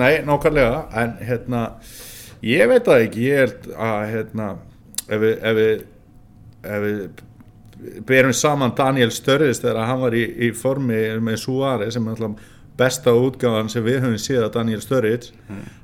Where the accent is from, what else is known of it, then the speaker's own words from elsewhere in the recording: Norðfjörður, Eastern Region, Iceland; þegar ég var lítill á Norfyrir